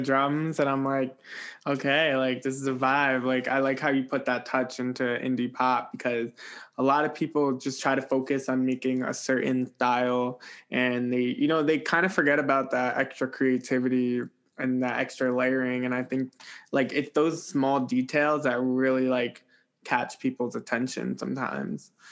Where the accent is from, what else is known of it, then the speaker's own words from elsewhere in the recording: New Jersey, United States; I'm a Jersey boy